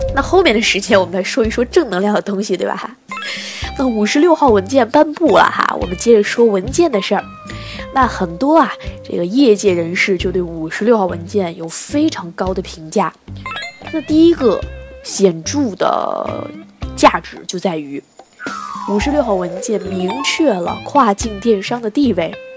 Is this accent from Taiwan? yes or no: no; China; 我们中国人民啊，天朝的人民